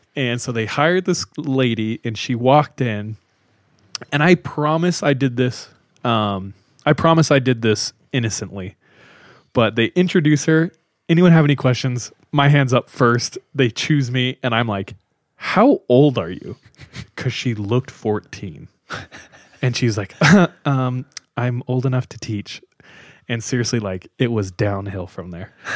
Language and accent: English; California, United States; I grew up with him in California